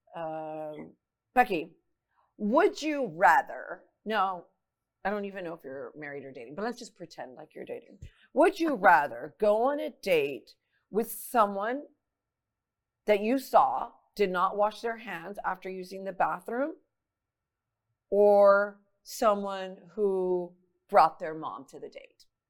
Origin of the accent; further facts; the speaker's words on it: Laredo, Texas, United States; moved away as an adult; now in San Antonio, United States; moved to San Antonio from my hometown Laredo, Texas